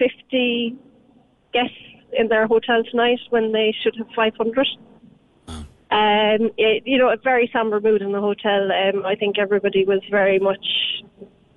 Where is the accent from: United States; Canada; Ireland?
Ireland; now in United Kingdom; as an Irish person